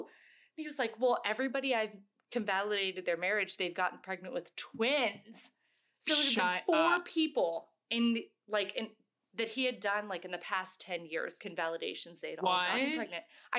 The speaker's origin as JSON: {"language": "English", "town": "Virginia Beach", "region": "Virginia", "country": "United States", "tie": "born or raised there", "said": "So I grew up in Virginia Beach, Virginia. So I was like a China bus away from going to New York City."}